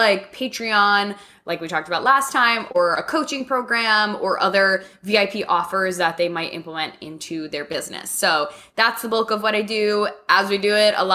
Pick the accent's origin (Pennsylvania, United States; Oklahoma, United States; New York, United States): New York, United States; moved away as an adult; now in Nashville, United States; I grew up in New York